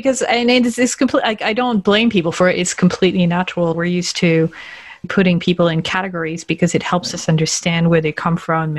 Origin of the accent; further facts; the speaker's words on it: France; accent: North American; English is a second language; And because I don't sound French, when I say I'm French, they're like, what?